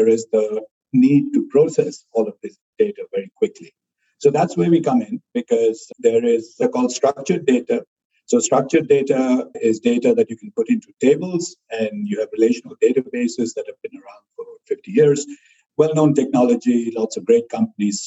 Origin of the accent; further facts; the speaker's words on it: India; moved away as an adult; also born or lived in Ithaca, United States; now in Austin, United States; I grew up in India